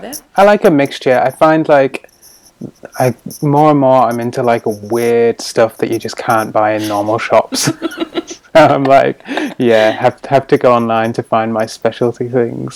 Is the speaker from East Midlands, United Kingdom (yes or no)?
no; Scarborough, Yorkshire and the Humber, United Kingdom; moved away as an adult; also born or lived in Sheffield; now in New Zealand; I'm from the sort of northeast of England. Uh, I grew up in Scarborough um, which is like a little coastal town